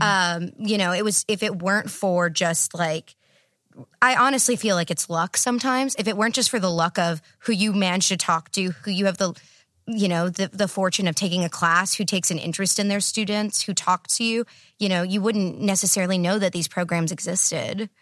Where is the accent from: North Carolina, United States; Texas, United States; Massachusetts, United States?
Texas, United States; moved away; also born or lived in Iowa; I grew up in Texas